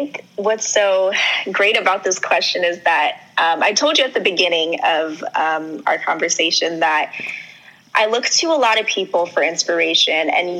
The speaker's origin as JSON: {"language": "English", "country": "Trinidad & Tobago", "said": "A lot of people know this, but I'm Trinidadian and my parents are from Trinidad and Tobago."}